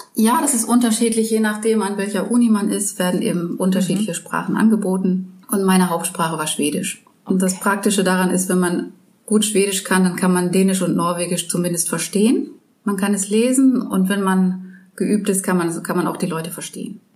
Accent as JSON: {"language": "German", "country": "Germany", "said": "als Deutscher"}